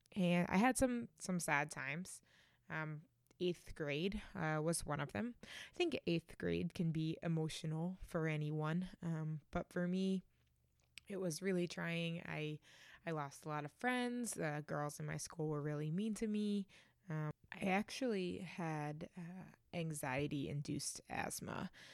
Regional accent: Reading, Massachusetts, United States; now in New Haven, United States; I grew up just outside of Boston in a town called Reading

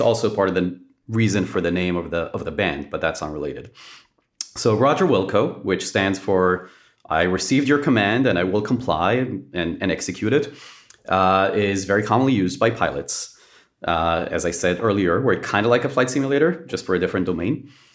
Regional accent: Israel; born and raised in Israel.

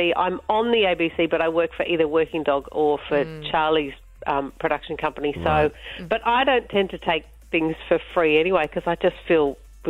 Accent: Sydney, New South Wales, Australia; I'm from Sydney.

